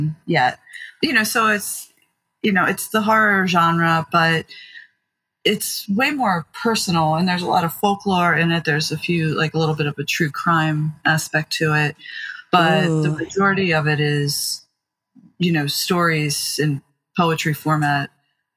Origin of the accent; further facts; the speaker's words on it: Maryland, United States; I grew up in, yeah, rural and now it's a bit more suburban, but Maryland, about 40 minutes or so from Baltimore City